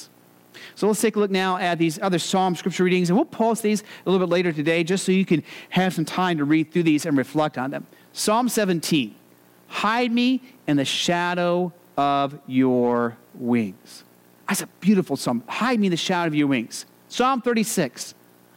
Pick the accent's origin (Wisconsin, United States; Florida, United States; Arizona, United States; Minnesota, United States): Arizona, United States; I grew up in Arizona